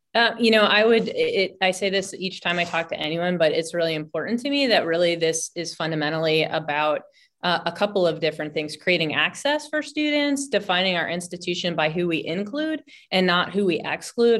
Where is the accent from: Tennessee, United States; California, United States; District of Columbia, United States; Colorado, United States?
District of Columbia, United States; Washington; now in Humboldt County, United States; I'm originally from Washington D.C.